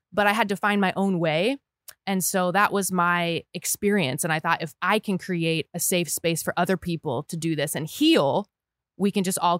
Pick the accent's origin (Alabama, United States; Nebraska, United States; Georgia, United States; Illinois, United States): Nebraska, United States; moved away as an adult; also born or lived in Boston; So I grew up in Nebraska, which is a wonderful place to grow up